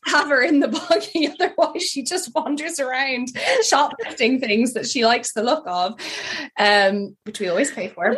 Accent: France; moved away; also born or lived in United Kingdom; I grew up in France

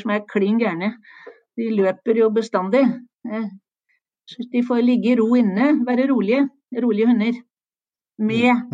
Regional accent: Oslo, Norway; moved away; Jeg er født i Oslo

